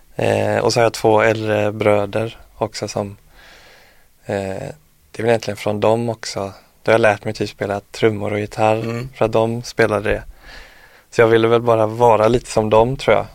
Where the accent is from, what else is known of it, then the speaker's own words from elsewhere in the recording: Jörlanda, Västra Götaland, Sweden; also born or lived in Örnsköldsvik; now in Stockholm, Sweden; hemma i Jörlanda